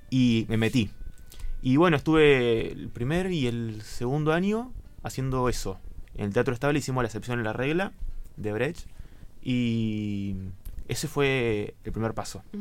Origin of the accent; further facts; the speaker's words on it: Saavedra, Buenos Aires Province, Argentina; now in Bahía Blanca, Argentina; No, soy de Saavedra. Eh, estudié en Goyena todo lo que es primaria y secundaria y vine acá en el 2017 a estudiar el profesorado en letras.